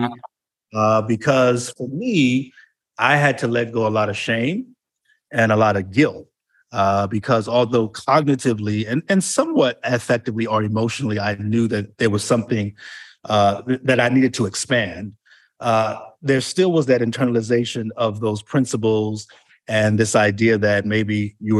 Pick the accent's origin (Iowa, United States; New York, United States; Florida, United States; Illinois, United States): New York, United States; moved away as an adult; also born or lived in Delaware; went back to New York, my home place